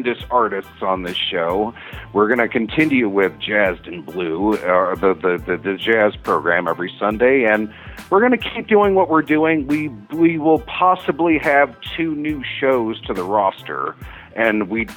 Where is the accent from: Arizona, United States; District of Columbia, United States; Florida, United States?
District of Columbia, United States; Washington; moved away as an adult; also born or lived in Los Angeles, United States; now in Albuquerque, United States; I actually come from a big city, actually. Okay. I was born in Washington, D.C.